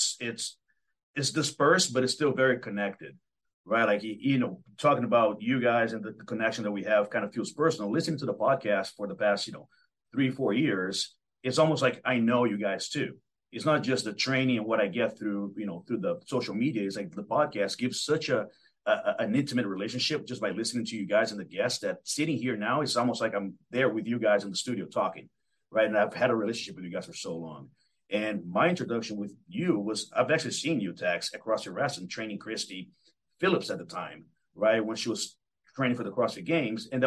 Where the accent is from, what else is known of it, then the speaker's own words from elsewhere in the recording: Belo Horizonte, Minas Gerais, Brazil; now in Seattle, United States; I'm originally from Brazil